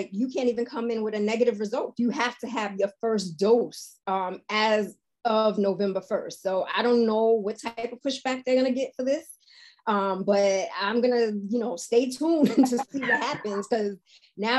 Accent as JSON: {"language": "English", "town": "New York City", "region": "New York", "country": "United States", "tie": "born or raised there", "said": "I grew up in Harlem where we had all types of vacant lots"}